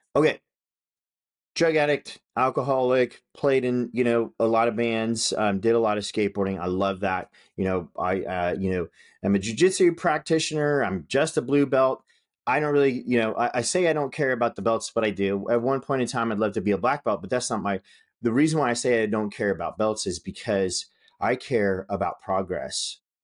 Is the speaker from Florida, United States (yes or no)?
no; Northern California, United States; I grew up in Northern California.